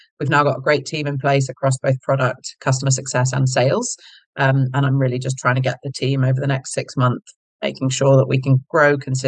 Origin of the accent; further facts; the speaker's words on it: United Kingdom; accent: British; moved away; you can probably tell from my accent, I'm British, so grew up in the UK